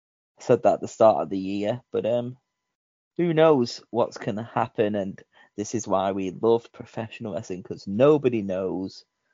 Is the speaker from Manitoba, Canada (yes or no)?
yes; Winnipeg, Manitoba, Canada; Go back to Toronto. I'm from Winnipeg.